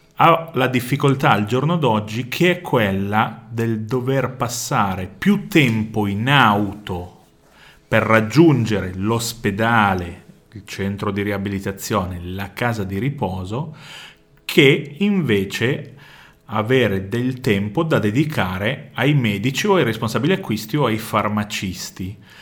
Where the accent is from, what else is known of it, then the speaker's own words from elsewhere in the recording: Vercelli, Piedmont, Italy; Io vengo da Vercelli